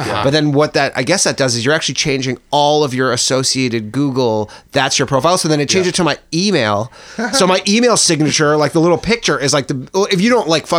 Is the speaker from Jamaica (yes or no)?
no; Burlington, Ontario, Canada; I'm from Burlington.